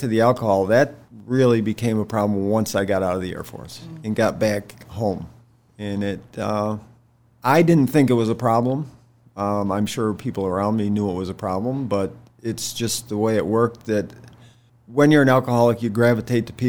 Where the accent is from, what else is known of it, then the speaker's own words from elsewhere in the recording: New York, United States; moved away as an adult; now in Shenandoah Valley, United States; I was from New York